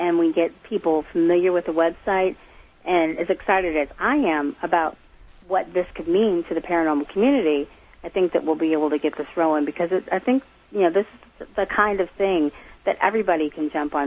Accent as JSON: {"language": "English", "region": "Midwest", "country": "United States", "tie": "born or raised there", "moved": "as an adult", "lives_now": "Massachusetts, United States", "said": "I was raised in the Midwest in a house with a lot of activity"}